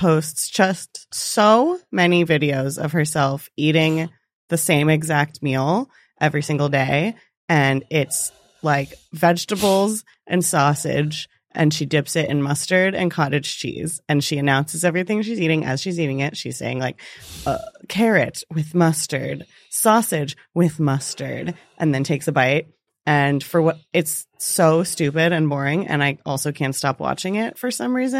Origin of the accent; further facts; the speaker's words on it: Maryland, United States; I'm from Maryland.